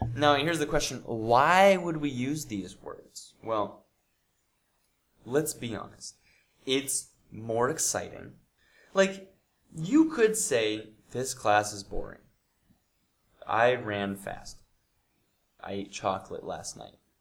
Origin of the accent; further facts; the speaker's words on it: United States; I'm from America